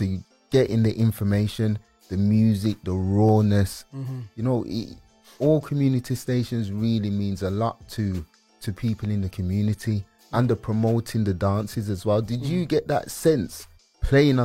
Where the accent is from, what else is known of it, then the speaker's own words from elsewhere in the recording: Birmingham, West Midlands, United Kingdom; we came from Birmingham